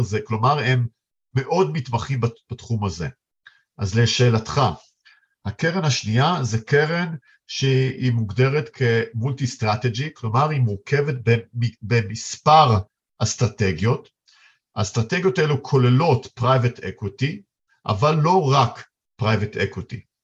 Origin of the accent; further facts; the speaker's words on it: Israel; בתור ישראלים